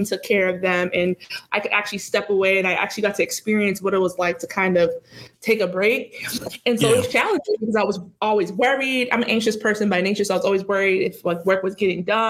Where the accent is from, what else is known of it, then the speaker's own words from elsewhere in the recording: Boston, Massachusetts, United States; growing up in Boston, so I moved around Massachusetts, but growing up in Boston was hard